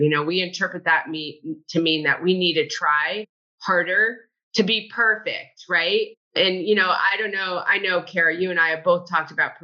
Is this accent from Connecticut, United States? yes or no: yes; Connecticut, United States; born or raised there; now in Dunedin, United States